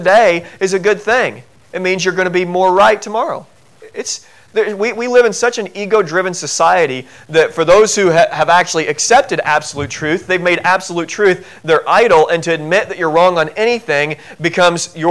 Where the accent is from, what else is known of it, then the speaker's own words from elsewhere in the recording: Southern Illinois, United States; I grew up in Southern Illinois